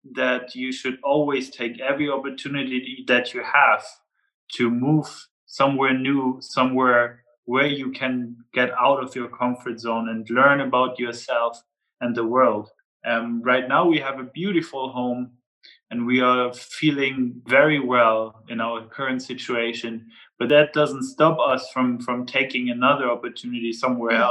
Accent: Flensburg, Schleswig-Holstein, Germany; people from Flensburg, my hometown, it's very typical

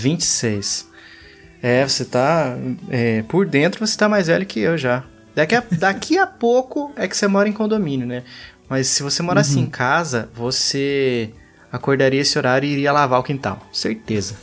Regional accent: Pindamonhangaba, São Paulo, Brazil; isso aqui é de Pindamonhangaba, minha cidade natal, também interior de São Paulo

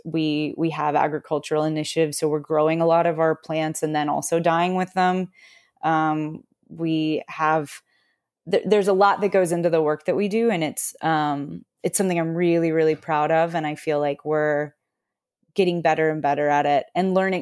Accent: Austin, Texas, United States; moved away as an adult; also born or lived in Washington / New York; I grew up in Austin, Texas

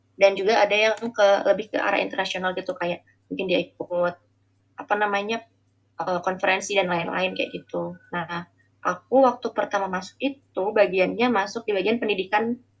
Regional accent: Balikpapan, East Kalimantan, Indonesia; moved away as an adult; also born or lived in Jember; now in Balikpapan, Indonesia; aku mau SD itu pindah ke Balikpapan akhirnya sampai SMA di Balikpapan

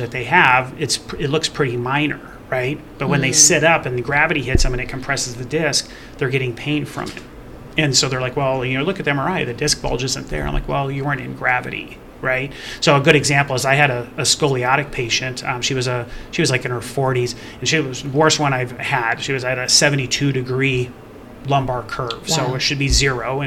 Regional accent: Las Vegas, Nevada, United States; moved away as an adult; I grew up in Southern Nevada in the Las Vegas area

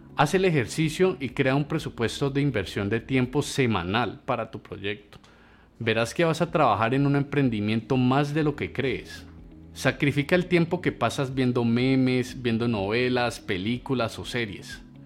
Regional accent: Colombia; como colombianos

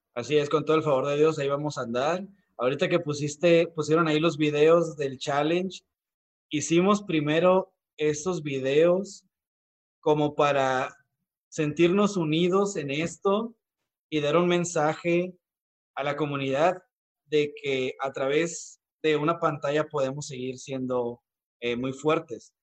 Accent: Mexico; valoramos más nuestra cultura como mexicanos

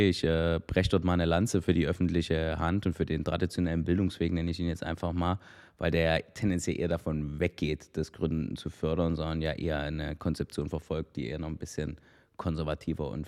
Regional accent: Dresden, Saxony, Germany; Wir freuen uns natürlich auch als Dresdner, sagen zu können, dass ihr ein Stück weit auch eine Dresdner Company seid

